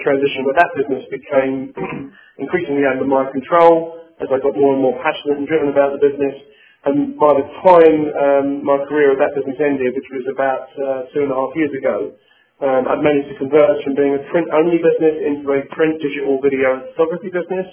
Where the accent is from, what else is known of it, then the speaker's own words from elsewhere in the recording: London, United Kingdom; accent: British; moved away as an adult; now in United States; born and bred in England and in London, and I've been in the US now for about a year and a half.